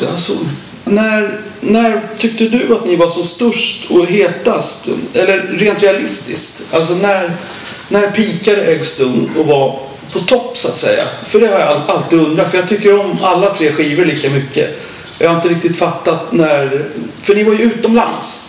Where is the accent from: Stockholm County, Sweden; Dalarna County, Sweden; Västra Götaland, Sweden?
Stockholm County, Sweden; Stockholm; han och jag är ju från Stockholm